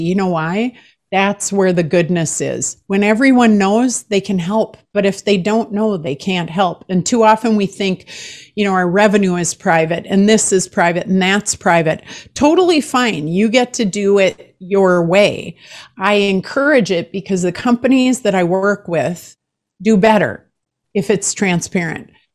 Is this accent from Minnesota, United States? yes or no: yes; Minnesota, United States; I'm from Minnesota